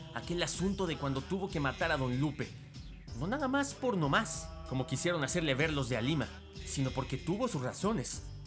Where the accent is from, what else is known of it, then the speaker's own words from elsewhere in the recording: Mexico; unirnos como mexicanos